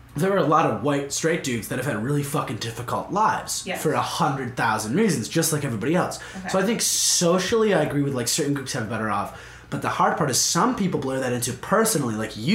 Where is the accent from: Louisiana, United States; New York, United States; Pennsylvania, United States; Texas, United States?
New York, United States; White Plains; I'm from White Plains.